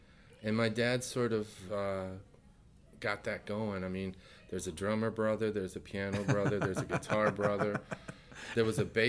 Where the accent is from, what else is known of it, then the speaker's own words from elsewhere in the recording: East Gary, Indiana, United States; We grew up in East Gary, Indiana.